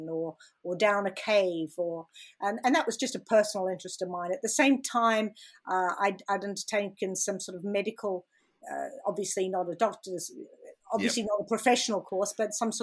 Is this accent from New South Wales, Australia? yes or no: yes; Sydney, New South Wales, Australia; moved away as an adult; I did grow up here in Sydney, and yes, I went to school in Edgecliffe. So, I'm a local Sydney